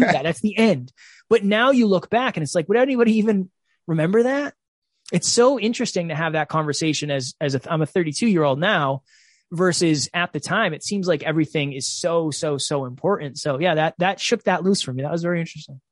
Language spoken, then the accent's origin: English; Uxbridge, Massachusetts, United States; I am originally from Uxbridge, Massachusetts